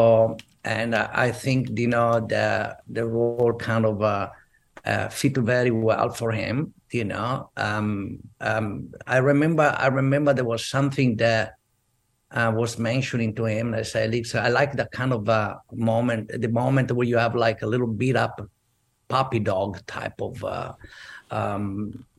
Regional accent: Verona, Veneto, Italy; English is a second language; moved away as an adult; also born or lived in Venice / Rome; now in United States; I'm from Verona

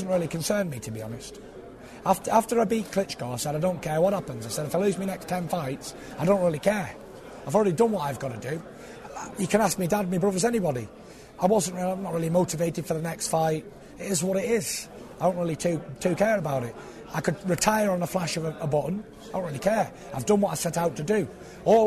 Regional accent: United Kingdom; I'm still born and raised here. Lived here, been to school here, pay me tax here

